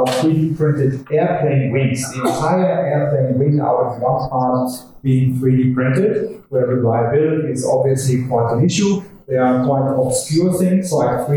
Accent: Germany; accent: German; English is a second language; my charming German accent

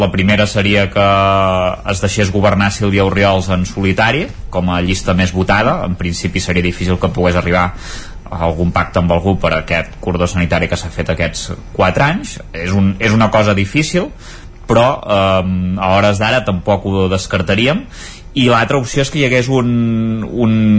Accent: Campdevànol, Catalonia, Spain; jo sóc de Canal

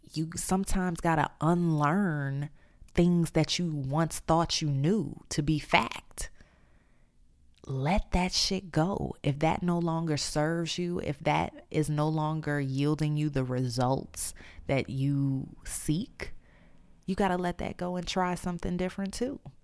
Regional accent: New Orleans, Louisiana, United States; moved away; I'm in the process of moving back to my hometown, New Orleans.

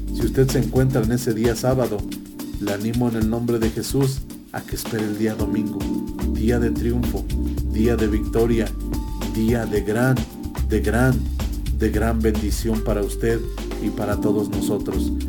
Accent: Mexico; como República Mexicana o como país, como nación que somos, como México

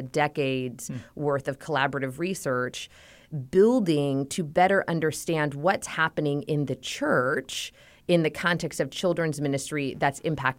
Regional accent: California, United States; I am born and raised in Southern California, and I married my high school sweetheart in 2005.

